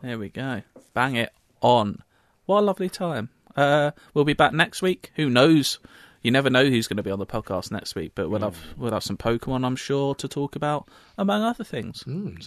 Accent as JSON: {"language": "English", "region": "London", "country": "United Kingdom", "said": "I I'm on the very border of London. I'm still a Londoner. I call myself mm, a Londoner."}